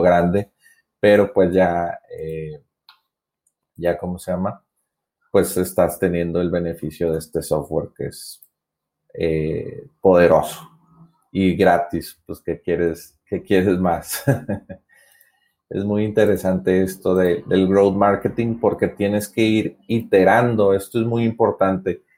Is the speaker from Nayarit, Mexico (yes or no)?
no; Monterrey, Nuevo León, Mexico; yo soy de Monterrey, Nuevo León, México